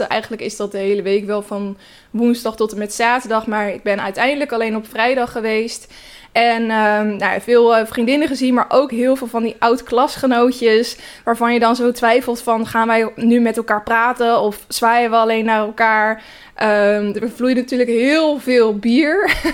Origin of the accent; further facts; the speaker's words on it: Naaldwijk, South Holland, Netherlands; moved away; Naaldwijk. Dat is het dorp waar ik vandaan kom